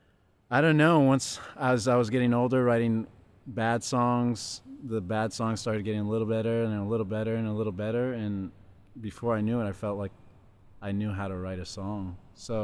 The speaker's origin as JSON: {"language": "English", "town": "Riverside", "region": "California", "country": "United States", "tie": "born or raised there", "moved": "as an adult", "lives_now": "Los Angeles, United States", "said": "I grew up in Riverside, California, which is about an hour, 20 minutes east"}